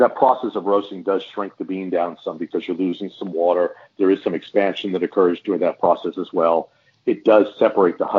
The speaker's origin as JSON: {"language": "English", "region": "Texas", "country": "United States", "said": "we're from Texas"}